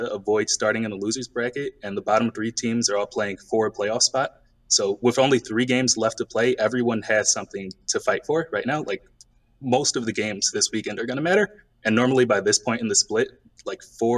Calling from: Philadelphia, Pennsylvania, United States; I'm calling from Philadelphia.

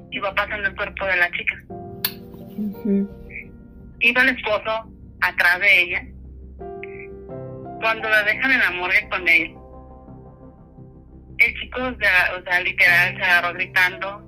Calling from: Guadalajara, Jalisco, Mexico; les hablo de Guadalajara.

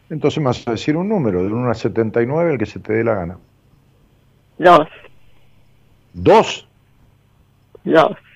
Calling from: Neuquén, Argentina; Yo soy de Neuquén Capital.

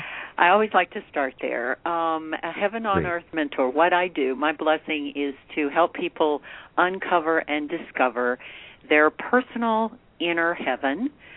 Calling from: Santa Fe, New Mexico, United States; Well, I'm in Santa Fe, New Mexico.

